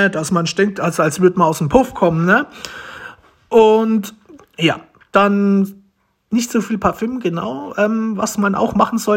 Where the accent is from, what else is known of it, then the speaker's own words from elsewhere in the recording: Romania; German is a second language; now in Germany; Deutsch ist nicht das Beste. Ich möchte mich dafür schon mal entschuldigen weil ich bin ja adoptiert, ich komme eigentlich aus Rumänien.